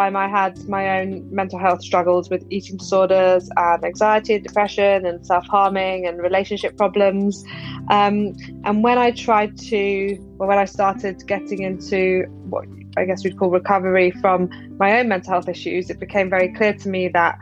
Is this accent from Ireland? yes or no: no; London, United Kingdom; I'm from London